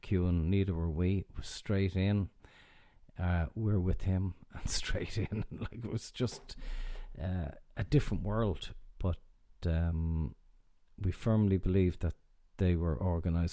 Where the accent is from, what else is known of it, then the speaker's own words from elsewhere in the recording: Ireland; So we being Irish and you're abroad